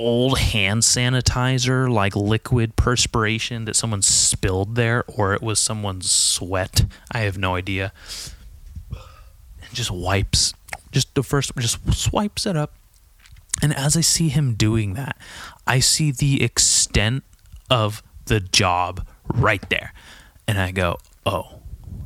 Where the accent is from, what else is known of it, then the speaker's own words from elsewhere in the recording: California, United States; I grew up in California